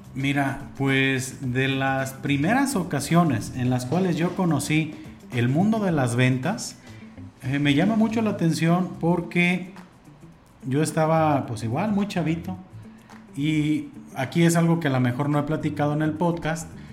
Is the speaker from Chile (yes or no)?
no; Mexico; como buen mexicano